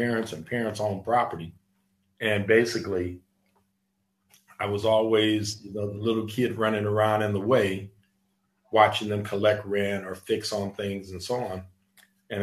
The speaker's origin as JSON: {"language": "English", "town": "Los Angeles", "region": "California", "country": "United States", "tie": "born or raised there", "said": "I'm a native of Los Angeles, which is very rare these days because so many folks are transplants from somebody else, somewhere else. And I'm a native of Los Angeles. I grew up in Watts"}